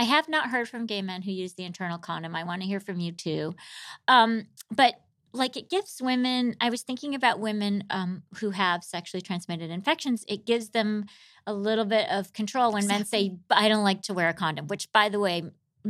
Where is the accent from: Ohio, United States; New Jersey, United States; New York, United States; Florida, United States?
New York, United States; New York City; And I'm like, I'm a New Yorker.